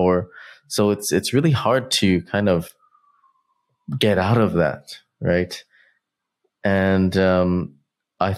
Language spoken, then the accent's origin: English; United States; we're really lucky to grow up and be raised in America